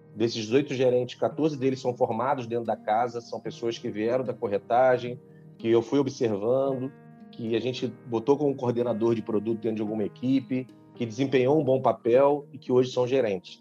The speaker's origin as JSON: {"language": "Portuguese", "region": "Rio de Janeiro", "country": "Brazil", "moved": "yes", "lives_now": "Manaus, Brazil", "said": "eu sou do Rio de Janeiro, mas hoje eu moro em Manaus"}